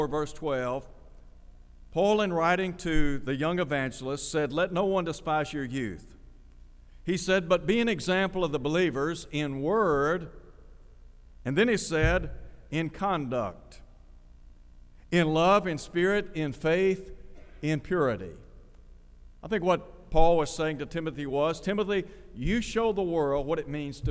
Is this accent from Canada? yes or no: no; Chattanooga, Tennessee, United States; When I was growing up in Chattanooga